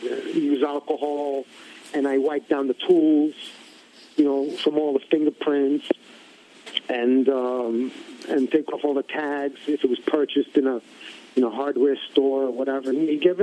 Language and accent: English; New York City, New York, United States; growing up in Bensonhurst